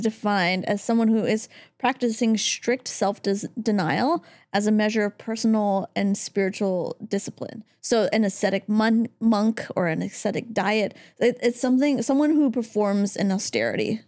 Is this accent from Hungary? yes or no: no; Canada; now in Los Angeles, United States; I, as a Canadian